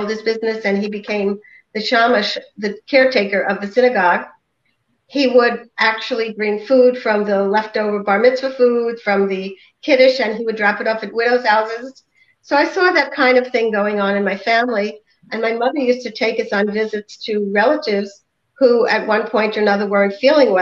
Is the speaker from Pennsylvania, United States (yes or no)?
no; New York City, New York, United States; moved away as an adult; also born or lived in Brooklyn, New York / Maryland; now in Chicago, United States; I grew up in Staten Island, New York